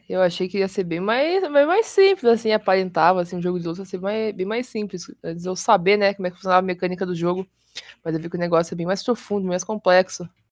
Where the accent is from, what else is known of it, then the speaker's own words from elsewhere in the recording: Curitiba, Paraná, Brazil; sou de Curitiba, tenho 21 anos